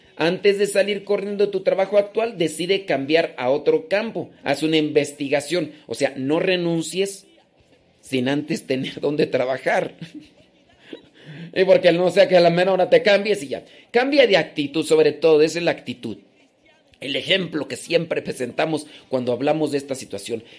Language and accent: Spanish; Los Órganos, Guanajuato, Mexico; moved away; also born or lived in Acámbaro, Guanajuato; yo no soy de Acámbaro, pero nací ahí. Eh, después me crié en Los Órganos, Guanajuato